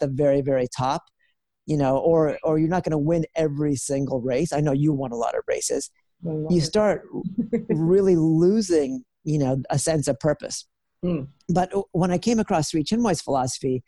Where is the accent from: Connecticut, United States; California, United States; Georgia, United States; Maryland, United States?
California, United States; moved away as an adult; also born or lived in New York City; I grew up in the United States, and, you know, the state that I grew up in, California